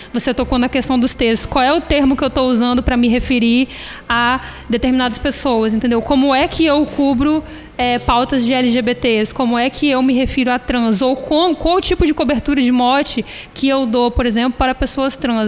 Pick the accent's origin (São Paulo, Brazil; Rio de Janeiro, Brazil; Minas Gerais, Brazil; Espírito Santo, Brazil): Espírito Santo, Brazil; Vitória; eu sou do bairro da Penha. Então, assim, quero muito um dia ver a minha comunidade, o meu bairro onde eu nasci e fui criado